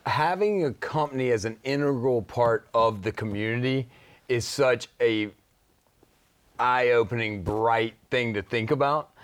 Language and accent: English; Shreveport, Louisiana, United States; growing up in Shreveport